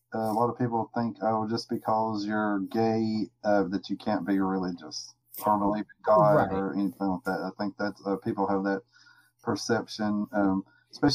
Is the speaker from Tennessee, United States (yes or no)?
yes; outside Chattanooga, Tennessee, United States; now in Jacksonville, United States; I'm from Tennessee, mm-hmm. Well, a little bit right outside of Chattanooga.